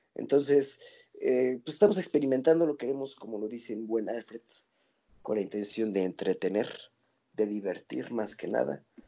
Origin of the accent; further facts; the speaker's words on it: Toluca, State of Mexico, Mexico; somos de Toluca, somos blancos y somos privilegiados